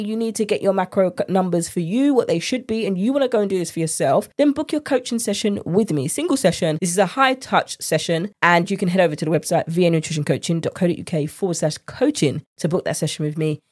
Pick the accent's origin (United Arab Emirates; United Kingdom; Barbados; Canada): United Kingdom; accent: British; my British accent